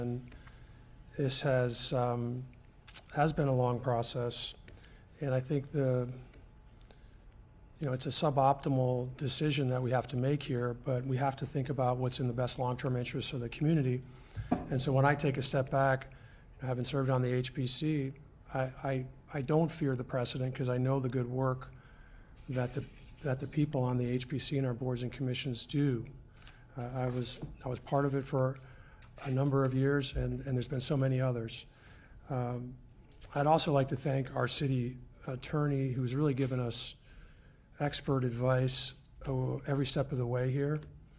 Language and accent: English; Westminster, United States; I grew up in Westminster. I care about this town.